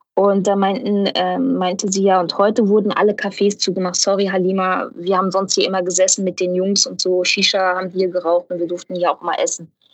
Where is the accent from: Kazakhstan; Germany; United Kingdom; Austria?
Germany; Ruhr area, North Rhine-Westphalia; ich komme aus dem Pott. Ich bin ein absolutes Kohlepottkind